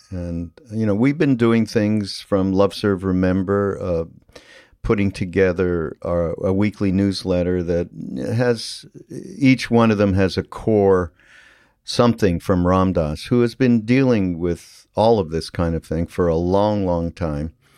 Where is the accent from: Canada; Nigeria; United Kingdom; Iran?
Canada; I'm from Canada, which is it is different than growing up in the United States to some degree.